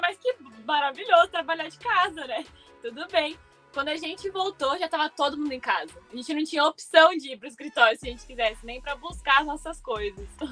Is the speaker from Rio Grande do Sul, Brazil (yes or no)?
no; Mogi das Cruzes, São Paulo, Brazil; moved away as an adult; Nós somos de Mogi, mas a gente trabalhava em São Paulo, então a gente morava em São Paulo